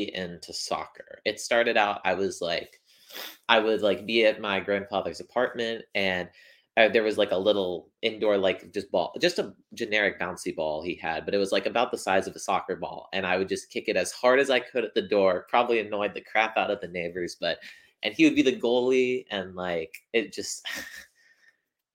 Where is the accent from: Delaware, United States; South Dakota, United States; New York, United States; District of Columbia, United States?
District of Columbia, United States; Washington; moved away; I'm originally from Washington, D.C.